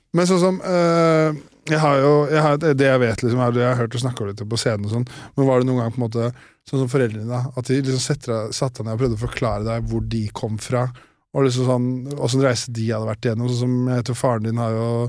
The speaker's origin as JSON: {"language": "Norwegian", "town": "Årnes", "region": "Akershus", "country": "Norway", "tie": "born or raised there", "moved": "yes", "said": "jeg er fra Årnes"}